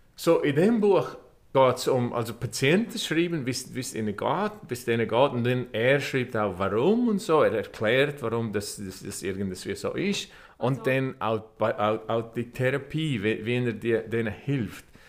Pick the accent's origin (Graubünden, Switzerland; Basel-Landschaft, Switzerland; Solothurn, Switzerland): Graubünden, Switzerland; Vrin; moved away as an adult; also born or lived in Chur / Ireland; now in Los Angeles, United States; Ich bin dort aufgewachsen